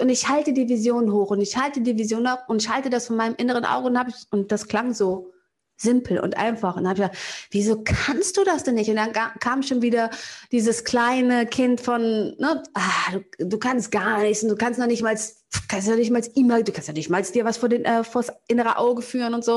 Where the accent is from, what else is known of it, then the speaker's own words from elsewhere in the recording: Cologne, North Rhine-Westphalia, Germany; aus Köln-Kalk, da wo ich herkomme